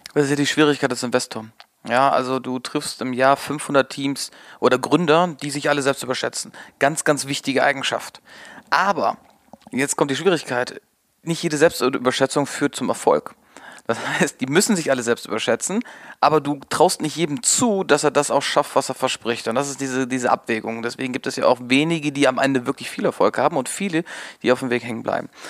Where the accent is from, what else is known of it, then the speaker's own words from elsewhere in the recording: Münsterland, North Rhine-Westphalia, Germany; ich komme aus dem, äh, aus dem Münsterland äh, oder beziehungsweise aus Westfalen, sehr, sehr pferdelastig. Meine, Pferde, meine Eltern waren immer mit Pferden involviert